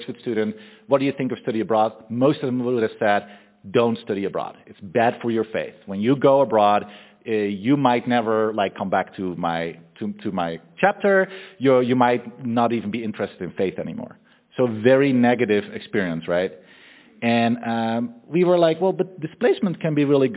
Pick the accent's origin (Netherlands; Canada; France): Netherlands; moved away as an adult; also born or lived in Austria; I'm originally from the Netherlands. I lived there all my life until I was 21